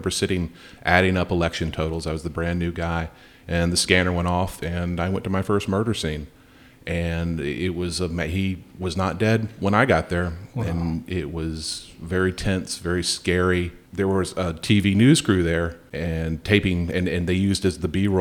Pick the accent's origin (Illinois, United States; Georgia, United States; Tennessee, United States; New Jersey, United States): Georgia, United States; Smyrna; moved away as an adult; also born or lived in Virginia; now in North Carolina, United States; I grew up in Smyrna, Georgia, which was one of the more original suburbs of Atlanta.